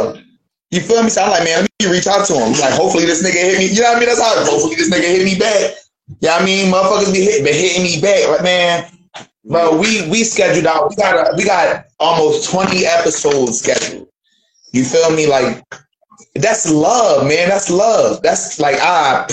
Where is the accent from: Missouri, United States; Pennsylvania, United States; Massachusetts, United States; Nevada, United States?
Pennsylvania, United States; Philadelphia; now in Dayton, United States; I'm from Philly, but right now I'm in Dayton, Ohio